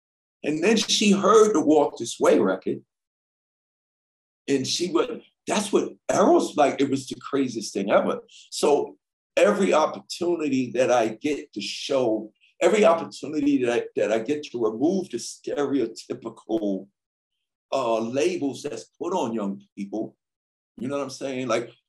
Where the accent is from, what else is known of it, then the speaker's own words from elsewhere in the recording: Canada; when we were little kids growing up in Canada, 1985, we saw the … … video.